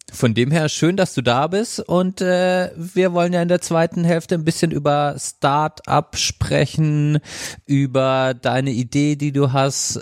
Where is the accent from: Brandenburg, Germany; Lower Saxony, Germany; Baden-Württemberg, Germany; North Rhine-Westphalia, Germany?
Baden-Württemberg, Germany; Freiburg; bei uns in Freiburg